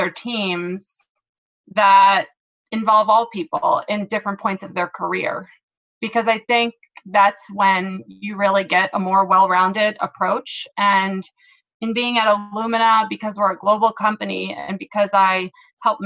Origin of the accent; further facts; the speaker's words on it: Philadelphia, Pennsylvania, United States; moved away as an adult; now in San Diego, United States; I am originally from Philadelphia and moved out to San Diego